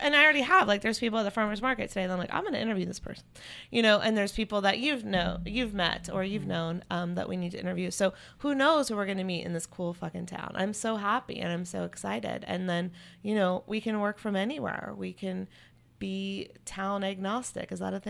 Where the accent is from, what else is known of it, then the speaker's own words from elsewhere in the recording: North Carolina, United States; You know, I grew up in North Carolina. I love Chapel Hill.